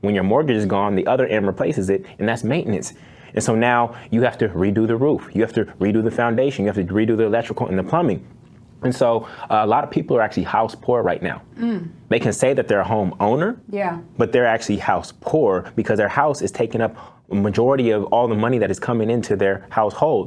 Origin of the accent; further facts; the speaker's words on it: Oakland, California, United States; I grew up in Oakland, California